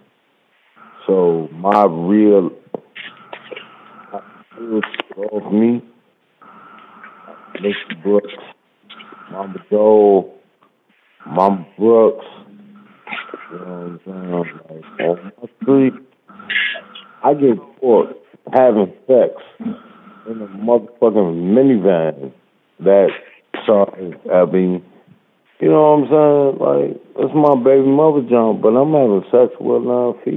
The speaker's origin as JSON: {"language": "English", "country": "Jamaica", "moved": "yes", "lives_now": "Maryland, United States", "said": "I'm Jamaican"}